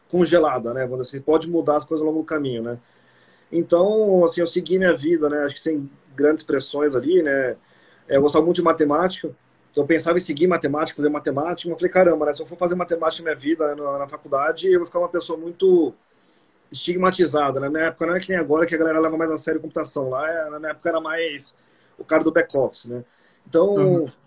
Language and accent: Portuguese; São Paulo, Brazil; É, assim, eu sou daqui de São Paulo, né?